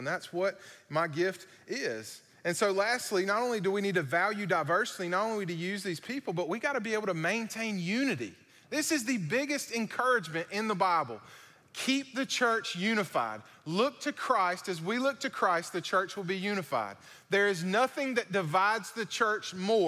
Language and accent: English; Vidalia, United States; moved away; coming back to my hometown